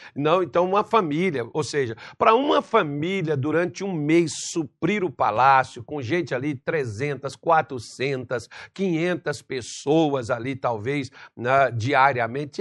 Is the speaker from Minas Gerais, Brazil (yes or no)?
yes; Brasília de Minas, Minas Gerais, Brazil; moved away; quando era criança, lá em Minas Gerais, na mercearia do seu Vital, na, onde eu vivia, Brasília de Minas